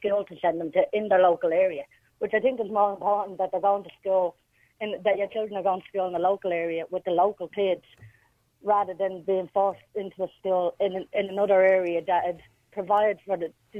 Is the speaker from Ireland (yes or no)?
yes; Dublin, Leinster, Ireland; I'm from Ballymun.